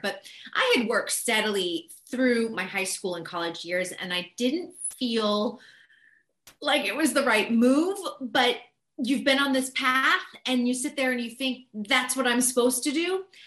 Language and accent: English; Boston, Massachusetts, United States; also born or lived in New York City; now in Los Angeles, United States; I grew up on the East Coast. I'm from Boston originally, had lived in New York City